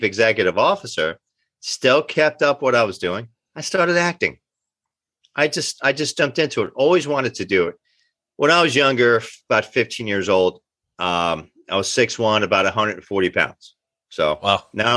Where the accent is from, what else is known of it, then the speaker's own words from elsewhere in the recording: Kearny, New Jersey, United States; also born or lived in Belleville, New Jersey; Born and raised in Kearney, New Jersey, Soccer Town, USA